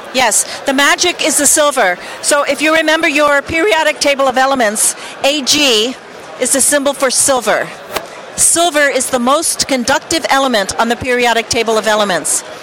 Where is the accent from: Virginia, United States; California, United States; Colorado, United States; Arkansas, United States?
Colorado, United States; Boulder; we're from Boulder, Colorado